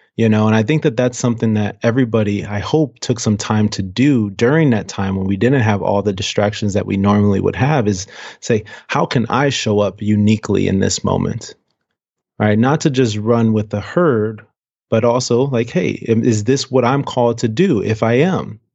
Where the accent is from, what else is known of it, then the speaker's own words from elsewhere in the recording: Cleveland, Ohio, United States; now in Seattle, United States; We grew up on the west side of Cleveland, um, West sixty-ninth and Detroit